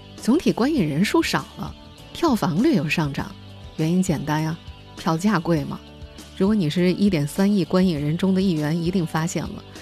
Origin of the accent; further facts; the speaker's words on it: Jiangsu, China; moved away; 我的老家江苏一个四线小城